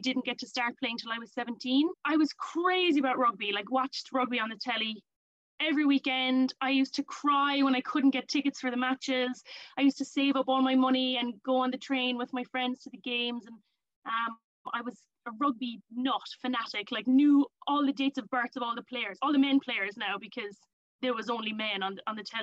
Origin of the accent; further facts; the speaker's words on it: Ireland; moved away as an adult; now in London, United Kingdom; But I'm from Ireland. Grown up there all my life. I now live in London